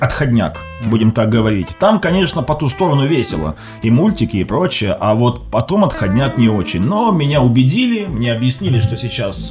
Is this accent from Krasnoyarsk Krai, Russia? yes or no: no; Krasnodar Krai, Russia; Я сам из Краснодарского края